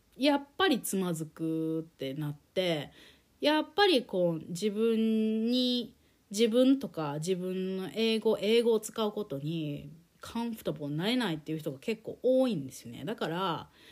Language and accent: Japanese; Japan; also born or lived in United States; 日本で生まれ育って日本語で快適に暮らしてきた